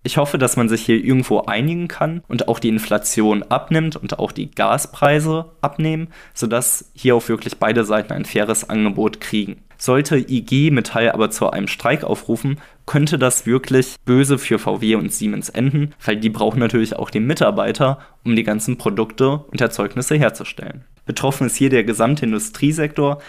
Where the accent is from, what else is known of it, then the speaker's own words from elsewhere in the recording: Germany; für uns als Deutsche